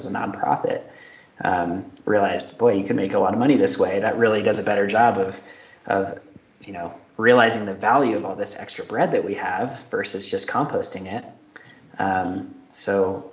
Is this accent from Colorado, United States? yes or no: yes; Denver, Colorado, United States; my hometown of Denver, Colorado